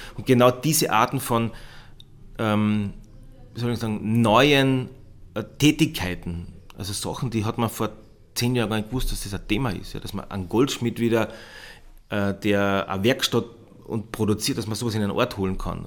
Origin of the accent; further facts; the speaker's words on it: Bad Kleinkirchheim, Carinthia, Austria; moved away as an adult; also born or lived in Klagenfurt / Vienna; now in Moosburg, Austria; ich stamme ursprünglich aus den Bergen, aus Bad Kleinkirchheim